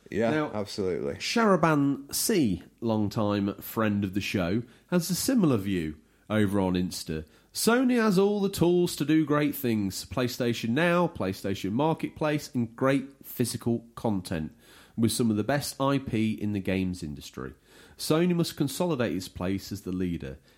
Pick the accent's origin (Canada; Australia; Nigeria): Australia; Brisbane, Queensland; I'm from Brisbane, mate. Brisbane.